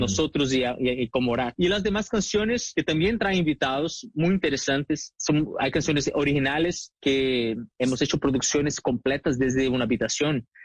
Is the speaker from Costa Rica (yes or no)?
no; Brazil; now in Miami, United States; sí, de Brasil